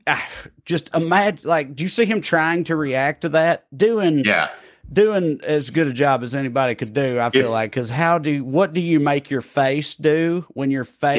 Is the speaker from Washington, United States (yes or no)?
no; Tennessee, United States; born or raised there